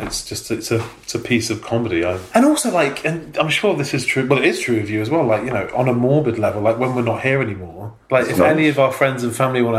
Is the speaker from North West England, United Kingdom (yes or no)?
yes; Manchester, North West England, United Kingdom; I grew up in Manchester